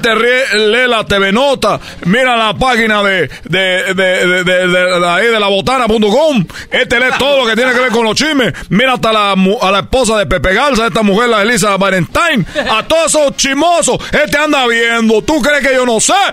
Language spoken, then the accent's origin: Spanish; Cuba; porque yo soy cubano, pelotero